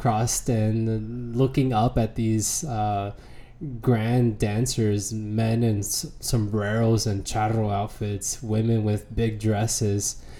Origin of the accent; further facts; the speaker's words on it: San Diego, California, United States; moved away as an adult; also born or lived in Santa Barbara, California / Pittsburgh, Pennsylvania; now in Washington, D.C., United States; I grew up in San Diego, spent most of my life there